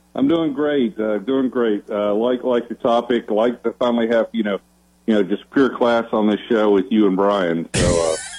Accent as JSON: {"language": "English", "region": "North Georgia", "country": "United States", "said": "I'm originally from North Georgia, I grew up Tennessee fan."}